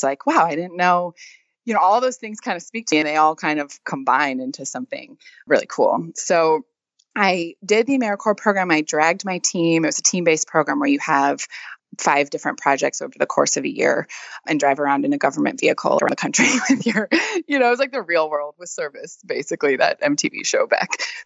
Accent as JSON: {"language": "English", "region": "Wisconsin", "country": "United States", "tie": "born or raised there", "moved": "as an adult", "lives_now": "Louisiana, United States", "said": "I'm actually from Wisconsin originally."}